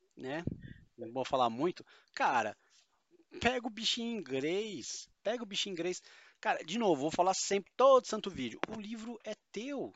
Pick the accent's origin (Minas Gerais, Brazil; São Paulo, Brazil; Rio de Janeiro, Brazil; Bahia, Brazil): São Paulo, Brazil; eu sou paulista e palavras com muito R são o nosso calcanhar de Aquiles